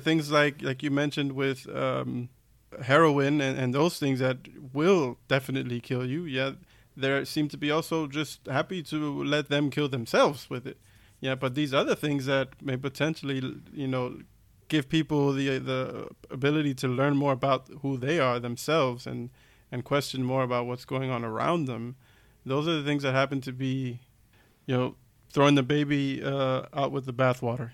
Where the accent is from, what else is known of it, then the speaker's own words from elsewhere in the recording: United States; now in Germany; I'm from the States